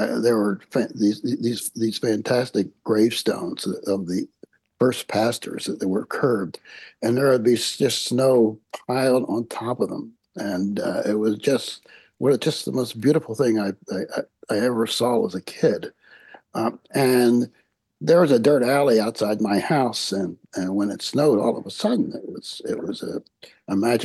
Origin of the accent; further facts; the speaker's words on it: Chester, Pennsylvania, United States; I grew up in the beautiful city of Chester, Pennsylvania, which is south of Philadelphia